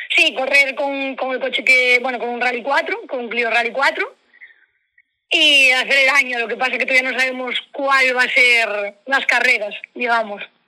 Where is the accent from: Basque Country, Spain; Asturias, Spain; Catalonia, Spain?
Asturias, Spain; now in Ferrol, Spain; allí en mi tierra, que yo soy asturiana. yo vivo en Ferrol, pero soy asturiana de, de un pueblo que, bueno, Gineo